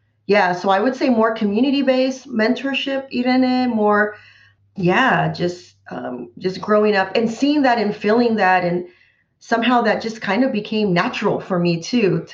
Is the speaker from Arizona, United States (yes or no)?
no; Central Valley, California, United States; I grew up in the Central Valley